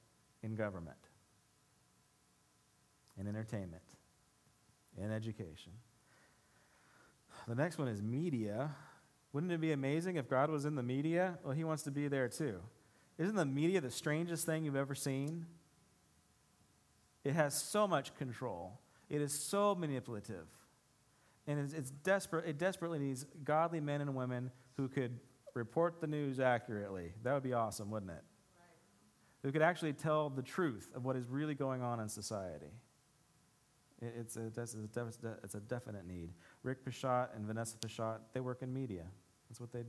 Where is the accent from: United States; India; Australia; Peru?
United States; us as American Christians